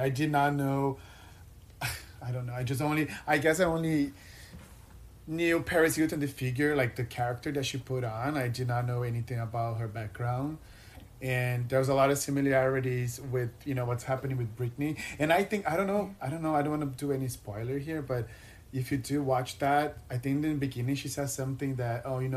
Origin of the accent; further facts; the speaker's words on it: Brazil; now in United States; I'm from Brazil, for the really, really small town